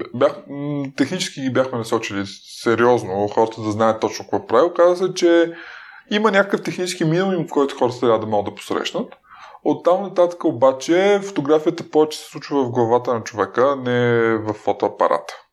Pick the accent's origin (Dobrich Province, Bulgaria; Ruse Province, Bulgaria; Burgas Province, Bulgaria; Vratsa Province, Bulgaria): Dobrich Province, Bulgaria; Dobrich; аз съм роден в Добрич